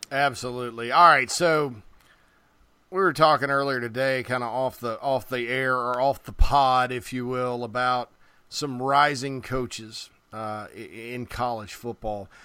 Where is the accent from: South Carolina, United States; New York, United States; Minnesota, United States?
South Carolina, United States; growing up in South Carolina, I, my mom was from Myrtle Beach